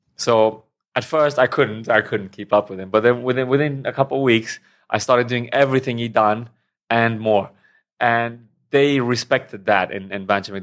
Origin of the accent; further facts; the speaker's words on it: Romania; moved away as an adult; also born or lived in England / Thailand; now in Hua Hin, Thailand; from Romania originally. Then I moved to England about nine years ago. And then for the past two years, I've been living in Thailand.